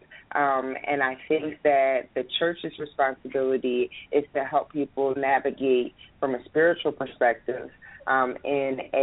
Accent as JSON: {"language": "English", "town": "Philadelphia", "region": "Pennsylvania", "country": "United States", "said": "I'm from Philadelphia, Pennsylvania"}